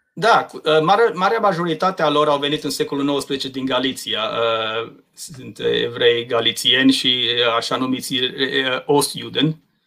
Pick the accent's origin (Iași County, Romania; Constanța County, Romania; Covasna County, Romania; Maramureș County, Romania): Maramureș County, Romania; există această acest loc de unde sunt eu, care se numește Maramureș